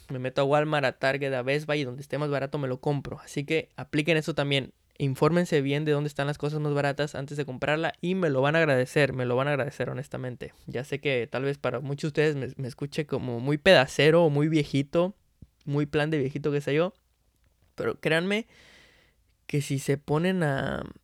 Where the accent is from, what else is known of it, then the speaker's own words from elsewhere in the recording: Veracruz, Mexico; yo me acuerdo que cuando era niño, que vivía allá en Veracruz, en Veracruz